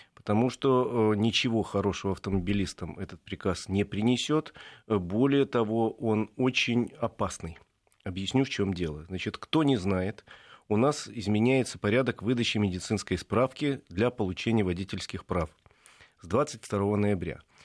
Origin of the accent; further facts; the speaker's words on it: Moscow, Russia; я москвич